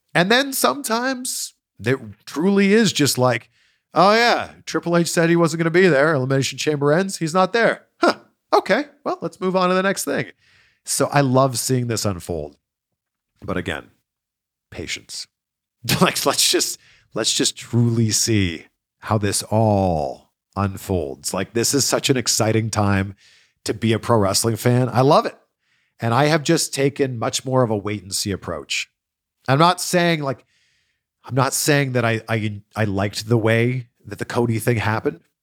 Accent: Pickering, Ontario, Canada; Pickering, my hometown

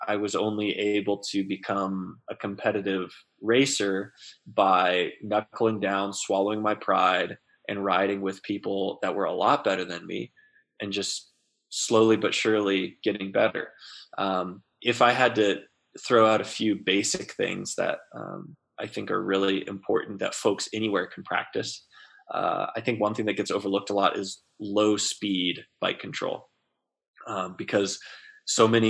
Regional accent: Central Texas, United States; now in Durango, United States; I grew up in Central Texas.

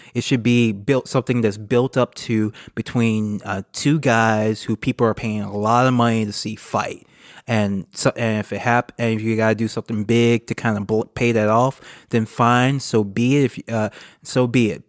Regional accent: United States; as American progressives

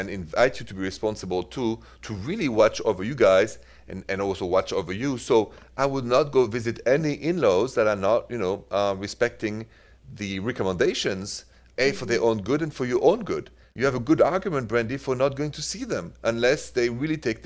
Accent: France; accent: French; English is a second language; my French accent

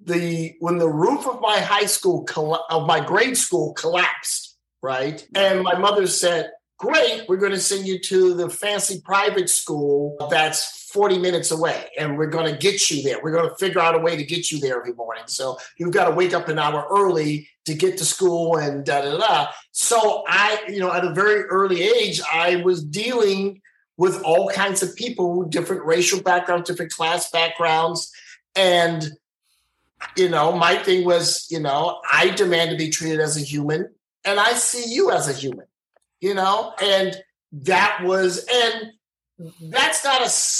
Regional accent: East St. Louis, Illinois, United States; I'm growing up in East St. Louis

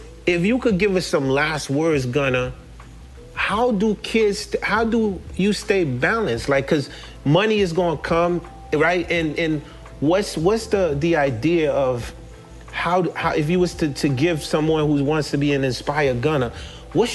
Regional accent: New York City, New York, United States; moved away; also born or lived in Haiti / New Jersey; Coming from Haiti and growing up in Brooklyn and moving to New Jersey

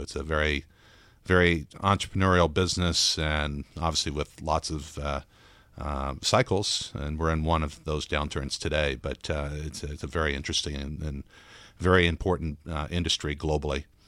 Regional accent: Texas, United States; also born or lived in Brazil; we grew up in Texas

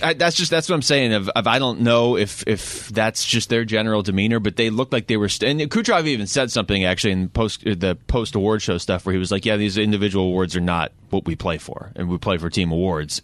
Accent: Seattle, Washington, United States; growing up in Seattle

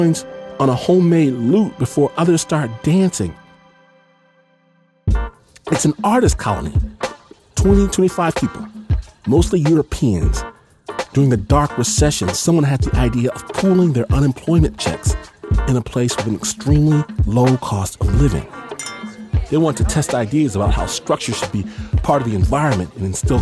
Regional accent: United States; being American

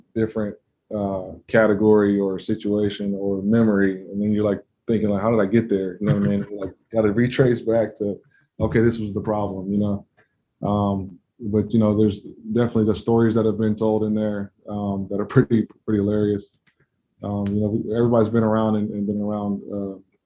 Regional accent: Denver, Colorado, United States; now in Kansas City, United States; I grew up in Denver

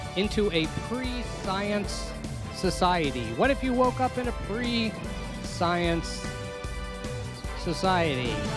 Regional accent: United States; as an American

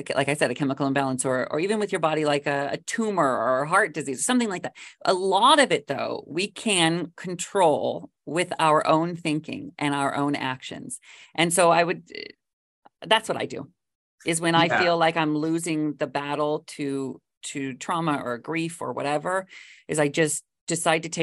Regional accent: Washington, United States; moved away as an adult; also born or lived in Los Angeles; I grew up in Washington State

